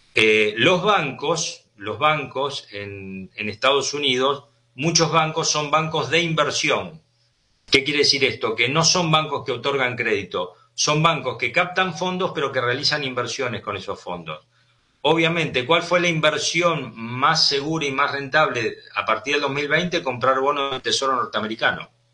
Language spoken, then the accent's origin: Spanish; Argentina